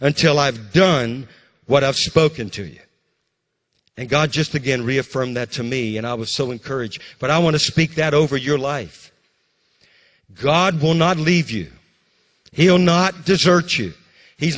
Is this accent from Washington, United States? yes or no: no; Louisiana, United States; also born or lived in Mississippi / Alabama; now in North Carolina, United States; I'm from Louisiana. He brought me to North Carolina